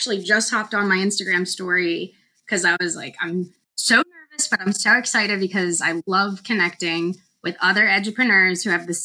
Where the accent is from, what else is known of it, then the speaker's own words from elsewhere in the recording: Pennsylvania, United States; moved away as an adult; also born or lived in North Carolina; I'm originally from Pennsylvania